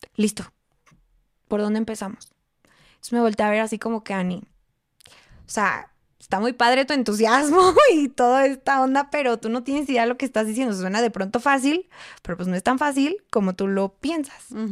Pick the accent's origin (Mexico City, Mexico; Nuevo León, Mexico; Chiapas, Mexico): Mexico City, Mexico; moved away as an adult; tantas personas que somos en la Ciudad de México